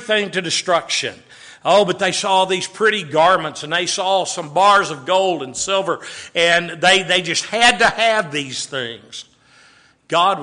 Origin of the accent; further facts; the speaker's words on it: Waco, Texas, United States; growing up in Waco, Texas